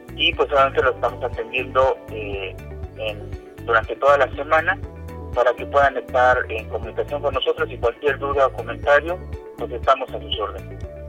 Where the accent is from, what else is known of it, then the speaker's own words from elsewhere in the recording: Puebla, Mexico; como ciudadano poblano y mexicano